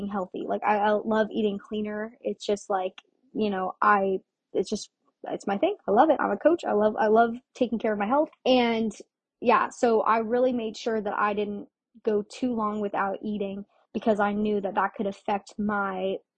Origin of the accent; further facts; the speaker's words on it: Orlando, Florida, United States; I'm from Florida, but I'm or from Orlando, Florida